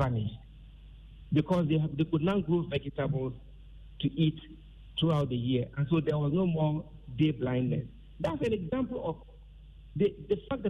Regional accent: Tamale, Northern Region, Ghana; I was born and raised in the North, and I always lived in Tamale.

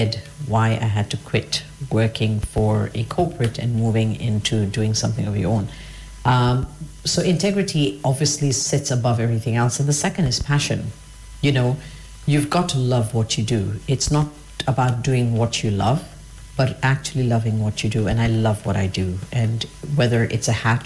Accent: Kenya; also born or lived in United Kingdom; I'm from Kenya, I'm a Kenyan

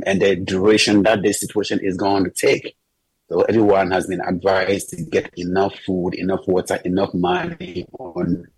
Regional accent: Ghana; now in Israel; As a Ghanaian living in Israel

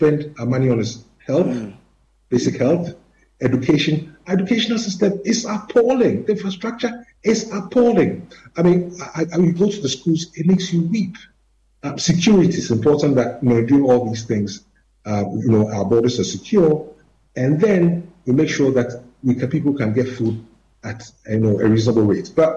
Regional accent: Ghana; as Ghanaians

